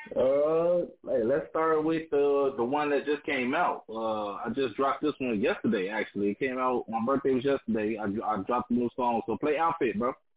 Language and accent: English; Chicago, Illinois, United States; I'm a rapper from Chicago